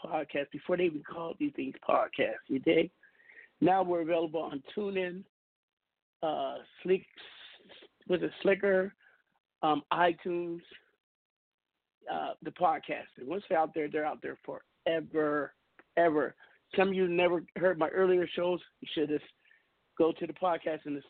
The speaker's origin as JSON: {"language": "English", "town": "Seattle", "region": "Washington", "country": "United States", "tie": "born or raised there", "said": "my hometown, Seattle, Washington"}